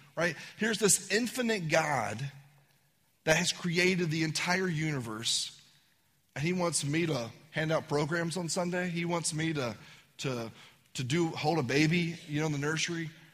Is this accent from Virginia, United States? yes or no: yes; Virginia, United States; I'm from Virginia